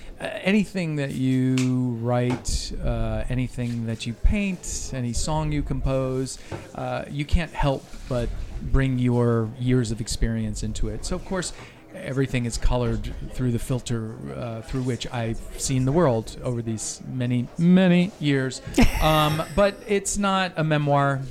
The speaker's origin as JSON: {"language": "English", "town": "New York City", "region": "New York", "country": "United States", "tie": "born or raised there", "said": "Well, I'm from New York. I was born, actually, I'm one of the, you know, one of those people who was actually born in New York City."}